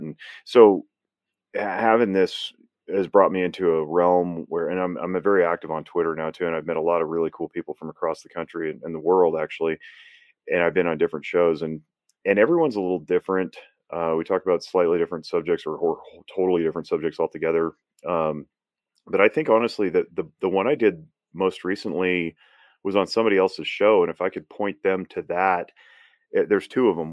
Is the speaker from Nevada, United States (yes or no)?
yes; Northern Nevada, United States; I was born and raised in Northern Nevada. I'm a fifth generation Nevadan